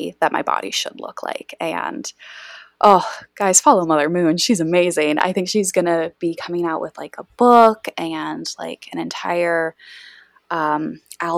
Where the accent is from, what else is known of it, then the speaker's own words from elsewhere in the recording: West Michigan, United States; I grew up in Bible Belt, West Michigan, born and raised here